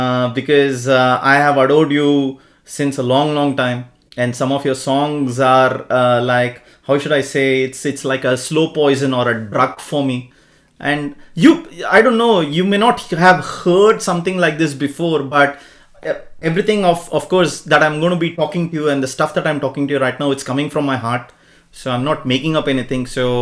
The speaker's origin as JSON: {"language": "English", "town": "Bangalore", "region": "Karnataka", "country": "India", "moved": "as an adult", "lives_now": "Australia", "said": "I'm from Bangalore, sir."}